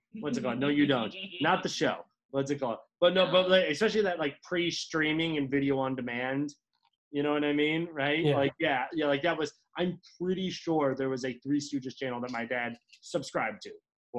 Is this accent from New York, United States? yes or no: no; Bethesda, Maryland, United States; moved away as an adult; also born or lived in California; I'm from Bethesda.